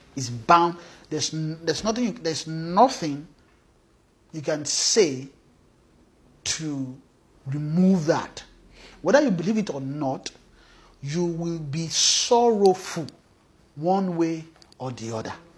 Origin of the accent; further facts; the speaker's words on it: Nigeria; we came from Nigeria